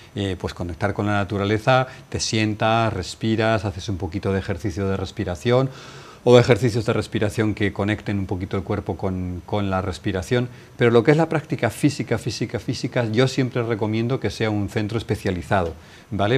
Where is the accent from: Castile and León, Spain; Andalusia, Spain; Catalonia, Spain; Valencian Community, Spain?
Castile and León, Spain; Valladolid; moved away as an adult; also born or lived in India; now in Marbella, Spain; tenía una muy buena posición en mi ciudad natal, Valladolid